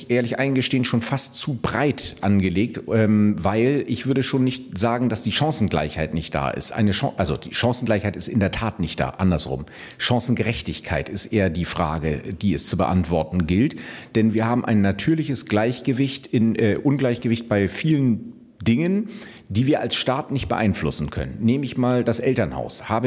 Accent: Brazil; Ich habe auch einen Migrationshintergrund. Ich bin äh, Brasilianer und fühle mich ganz gut integriert.

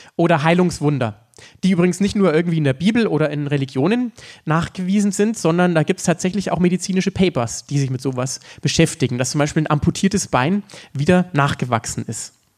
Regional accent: Upper Franconia, Bavaria, Germany; in Oberfranken, da wo ich herkomme

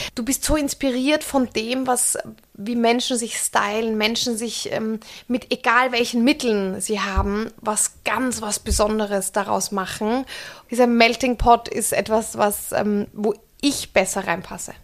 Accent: Austria; moved away as an adult; now in Germany; Als Österreicherin

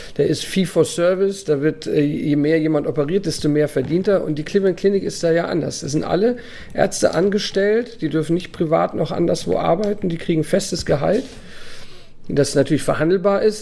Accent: Germany; moved away as an adult; now in Abu Dhabi, United Arab Emirates; so sind wir aufgewachsen in Deutschland

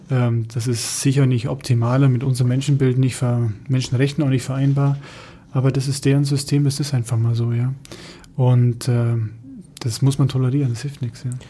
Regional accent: Germany; als äh, Deutscher

